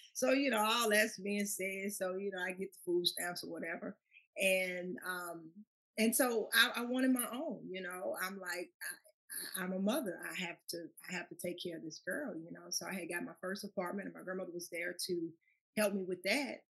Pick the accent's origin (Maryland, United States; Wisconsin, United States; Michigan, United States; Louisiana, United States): Louisiana, United States; Baton Rouge; moved away as an adult; now in Chicago, United States; being raised in Baton Rouge